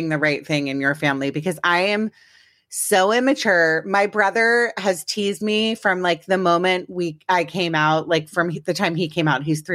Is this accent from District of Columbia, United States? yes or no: yes; Washington, District of Columbia, United States; I'm from DC originally.